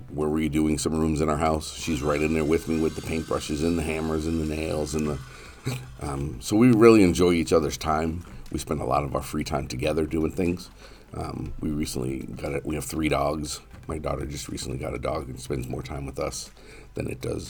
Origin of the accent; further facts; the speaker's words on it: New Hampshire, United States; now in Marshfield, United States; New Hampshire.